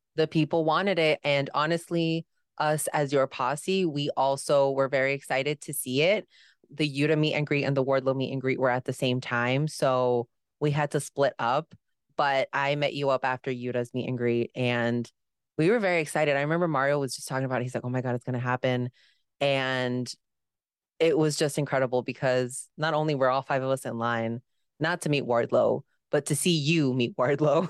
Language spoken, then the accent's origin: English; Chicago, Illinois, United States; I am from Chicago